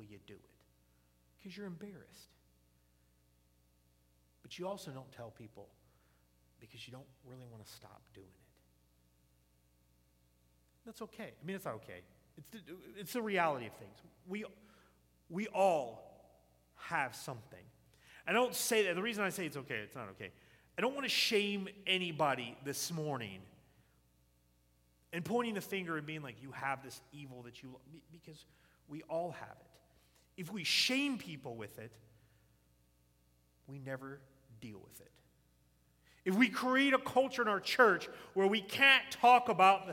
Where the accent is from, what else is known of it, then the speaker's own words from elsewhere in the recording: the South, United States; I grew up in the South.